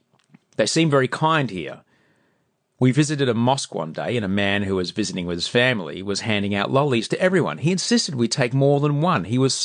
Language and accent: English; Australia; In fact, they get quite excited when we say we're from Australia.